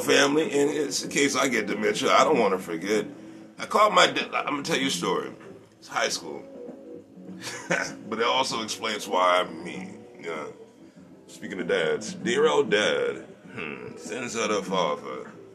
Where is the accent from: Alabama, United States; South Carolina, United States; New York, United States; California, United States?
South Carolina, United States; Charleston; I was born in Charleston